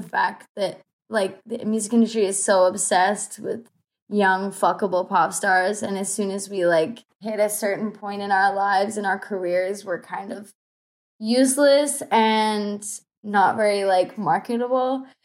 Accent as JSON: {"language": "English", "area": "Bible Belt", "region": "Southeast United States", "country": "United States", "said": "I'm from, like, the s, the southeast of United States. Like, I'm from the Bible Belt."}